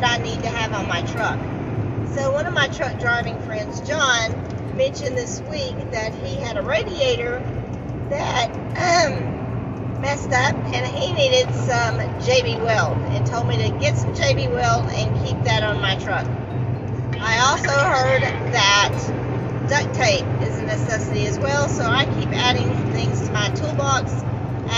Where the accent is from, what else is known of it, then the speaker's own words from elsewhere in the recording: Atlanta, Texas, United States; I literally just left my hometown of Atlanta, Texas